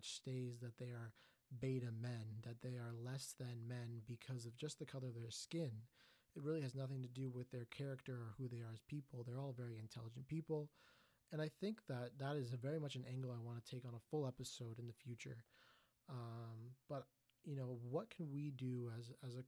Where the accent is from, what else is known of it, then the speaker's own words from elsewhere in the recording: Markham, Ontario, Canada; growing up in Markham, a very highly Asian demographic community